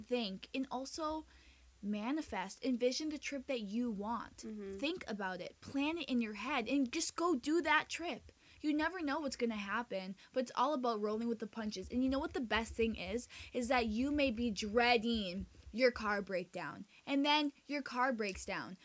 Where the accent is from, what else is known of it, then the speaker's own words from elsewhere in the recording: United States; first language Spanish; English is a second language; also born or lived in Santiago, Chile; we moved back to the United States when I was 2 when my mom got pregnant with my brother